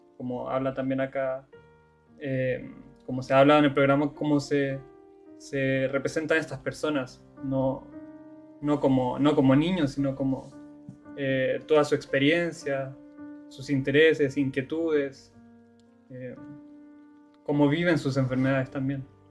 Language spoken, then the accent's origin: Spanish; Chile; moved away; del país de donde yo vengo